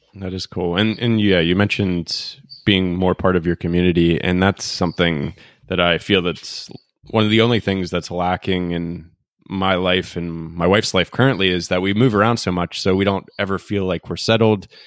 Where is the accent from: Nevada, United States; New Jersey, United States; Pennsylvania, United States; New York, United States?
Pennsylvania, United States; Pittsburgh; moved away; my hometown of Pittsburgh